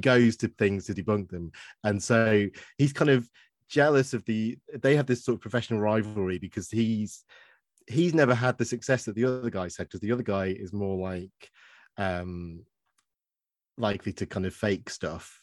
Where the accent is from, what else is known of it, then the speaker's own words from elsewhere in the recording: Stoke-on-Trent, West Midlands, United Kingdom; now in Worthing, United Kingdom; I got out of Stoke